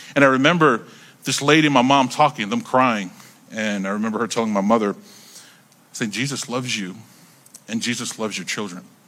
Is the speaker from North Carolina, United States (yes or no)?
yes; North Carolina, United States; I grew up in North Carolina